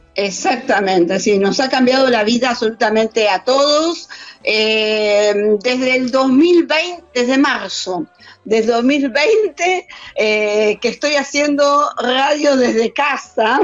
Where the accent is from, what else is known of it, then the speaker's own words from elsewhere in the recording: Argentina; La única argentina soy yo acá